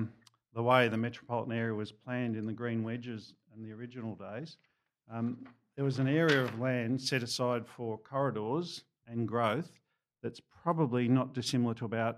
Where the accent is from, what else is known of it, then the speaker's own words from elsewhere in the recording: Frankston, Victoria, Australia; We grew up in Frankston, lovely seaside town, certainly after it was sewered.